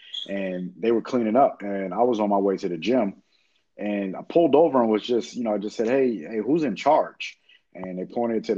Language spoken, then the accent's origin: English; Queens, New York, United States; especially, you know, like you said, with us being from Queens, my neighborhood is identical to the way we grew up in Queens.